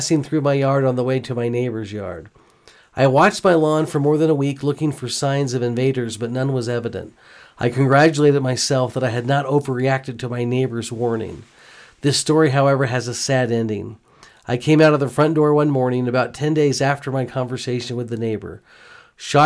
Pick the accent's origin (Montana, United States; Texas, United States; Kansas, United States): Texas, United States; Houston; moved away; I grew up in Houston